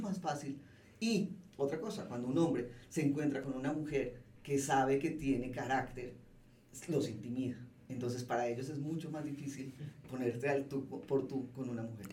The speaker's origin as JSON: {"language": "Spanish", "country": "Colombia", "also_born_or_lived": "Mexico City, Mexico", "moved": "as an adult", "lives_now": "Mexico", "said": "yo como colombiana que llegó sola a montar esta empresa, esto ya lo venía haciendo desde Colombia"}